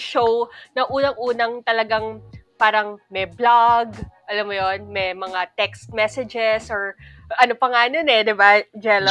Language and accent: Tagalog; Philippines; As a Filipino